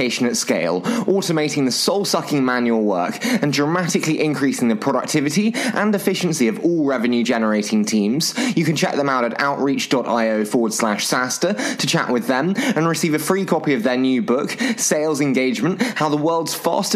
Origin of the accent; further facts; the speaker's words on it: United Kingdom; accent: British; my dulcet British accent